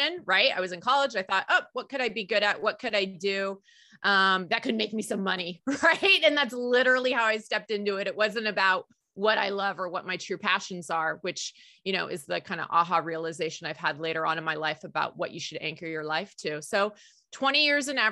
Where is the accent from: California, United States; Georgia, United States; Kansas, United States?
California, United States; the Bay Area; I grew up in the Bay Area